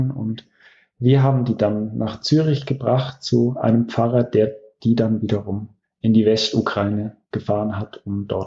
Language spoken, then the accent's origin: German; Russia; born there; Ich bin 18 Jahre alt und ich bin in Russland geboren.